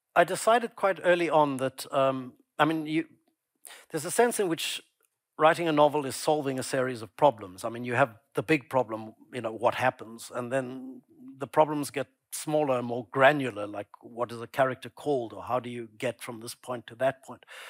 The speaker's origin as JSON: {"language": "English", "town": "Pretoria", "region": "Gauteng", "country": "South Africa", "tie": "born or raised there", "said": "my childhood growing up in Pretoria"}